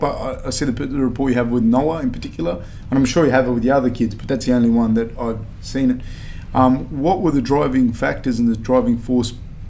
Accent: Liverpool, New South Wales, Australia; I grew up in Liverpool in that area

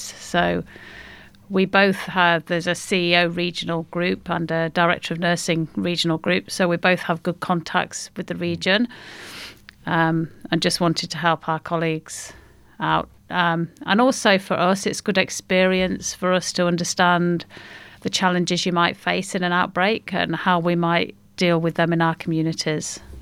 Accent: Derbyshire, East Midlands, United Kingdom; moved away as an adult; now in Australia; I'm Derbyshire.

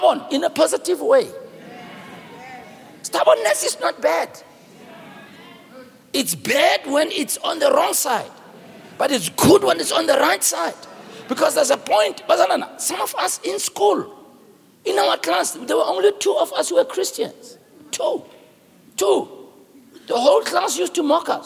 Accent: Soweto, Gauteng, South Africa; I'm from Soweto.

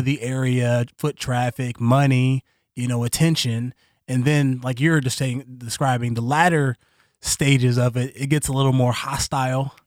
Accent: Columbus, Ohio, United States; I was born in Columbus, Ohio

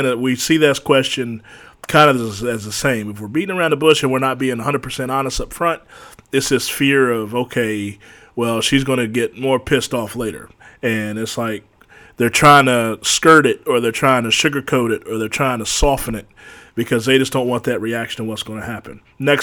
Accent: West Virginia, United States; my home state, good old West Virginia

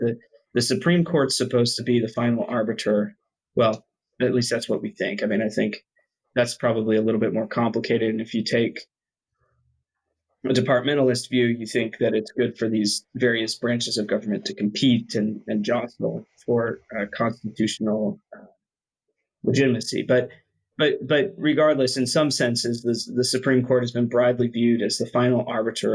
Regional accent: Tennessee, United States; I grew up in Tennessee

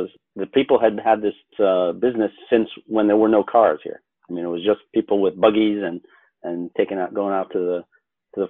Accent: United States; now in Paris, France; as an American

